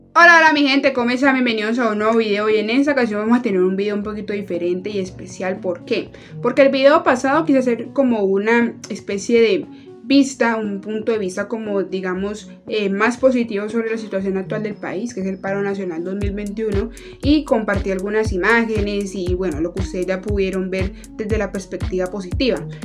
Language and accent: Spanish; Cali, Valle del Cauca, Colombia; soy caleña, mujer y tras de eso pues vivo como en un sector aledaño